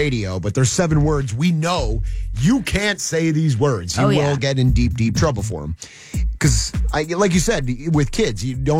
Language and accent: English; New Jersey, United States; moved away as an adult; also born or lived in the South (US); where I grew up in New Jersey, an F-bomb, it's part of the culture.